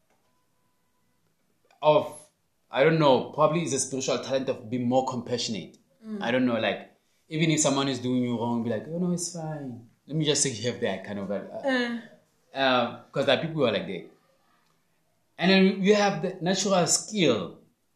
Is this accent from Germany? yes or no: no; Phuthaditjhaba, Free State, South Africa; my hometown